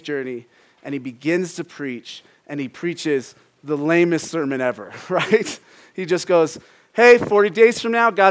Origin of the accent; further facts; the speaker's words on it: Phoenix, Arizona, United States; I'm from Phoenix. And growing up, a pet peeve of mine, I'm from actual Phoenix